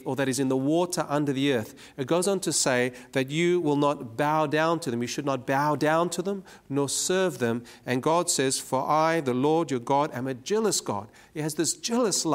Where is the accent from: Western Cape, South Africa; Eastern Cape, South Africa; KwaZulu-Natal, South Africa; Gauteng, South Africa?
Western Cape, South Africa; Cape Town; now in Sydney, Australia; I was born in Cape Town, South Africa, and there I was born into what was then known as the apartheid regime.